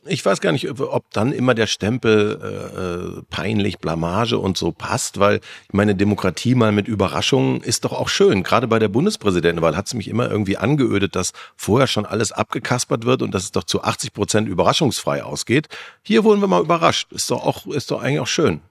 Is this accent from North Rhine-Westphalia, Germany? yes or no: yes; North Rhine-Westphalia, Germany; ich bin in NRW aufgewachsen